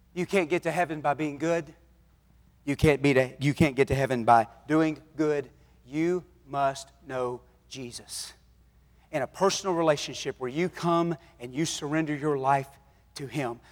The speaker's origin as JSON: {"language": "English", "town": "Rusk", "region": "Texas", "country": "United States", "tie": "born or raised there", "moved": "yes", "lives_now": "Dallas, United States", "said": "I grew up in Rusk"}